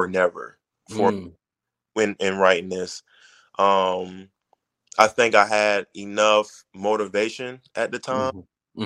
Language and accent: English; Miami, Florida, United States; I was born in Miami